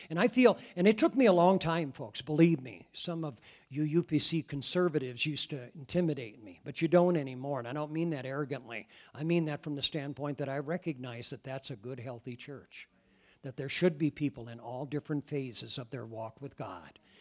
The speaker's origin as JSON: {"language": "English", "region": "Iowa", "country": "United States", "moved": "yes", "said": "I come from Iowa"}